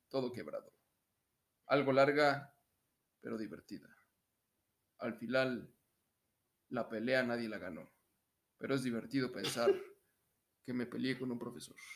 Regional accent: Mexico

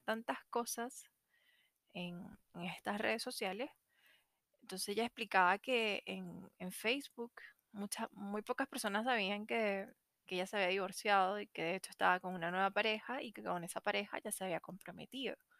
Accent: Venezuela; moved away as an adult; now in Chile; soy venezolana, porque me vine a Chile

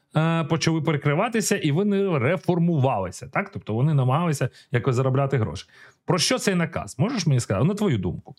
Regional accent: Ukraine; ми з України, ми народилися, ми зростали в Україні

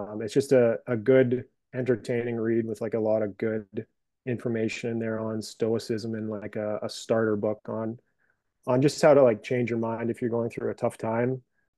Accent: Brandon, Manitoba, Canada; No, I'm from Brandon.

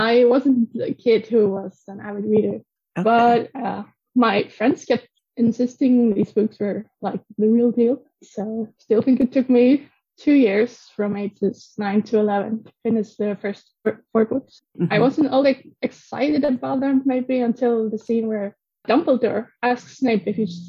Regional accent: Iceland; I come from Iceland. I live in a capital

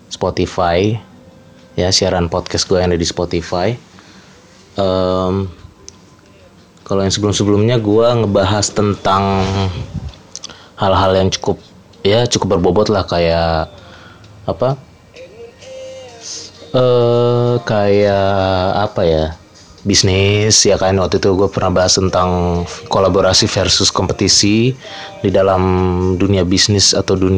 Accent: North Sumatra, Indonesia; Since gua orang Batak, jadi gua akan bahas uh, beberapa fenomena menarik seputar budaya, kultur yang dipegang oleh pegang erat oleh keluarga Batak

